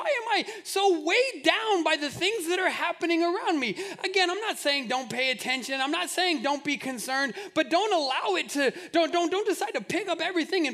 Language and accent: English; Albuquerque, New Mexico, United States; I grew up in Albuquerque